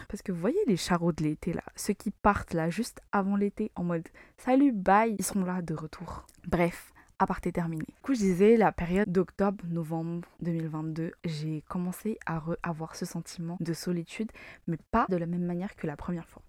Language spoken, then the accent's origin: French; Madagascar; moved away as an adult; now in France; je suis malgache, j'ai fait mes études à Madagascar. Je suis venue en France pour poursuivre mes études